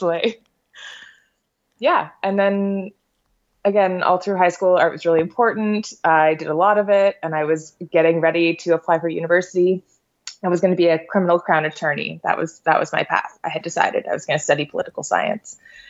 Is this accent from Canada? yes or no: yes; St. Thomas, Ontario, Canada; now in Edmonton, Canada; I grew up in St. Thomas, Ontario, which is a smallish city, 30,000